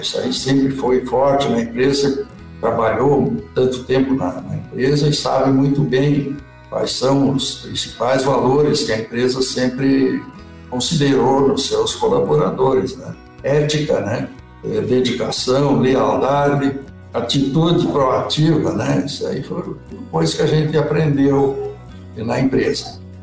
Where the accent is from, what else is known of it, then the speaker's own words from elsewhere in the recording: Santa Cruz do Sul, Rio Grande do Sul, Brazil; eu sou de origem alemã, tá? nasci em Santa Cruz do Sul